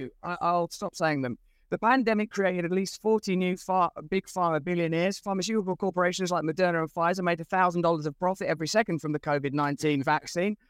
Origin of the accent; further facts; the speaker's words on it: England, United Kingdom; I'm English